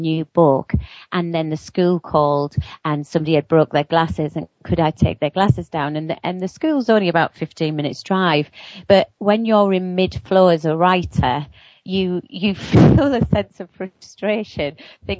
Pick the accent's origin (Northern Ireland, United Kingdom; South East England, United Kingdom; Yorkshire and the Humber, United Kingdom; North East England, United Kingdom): North East England, United Kingdom; near Newcastle upon Tyne; I come from just near Newcastle upon Tyne in the northeast of England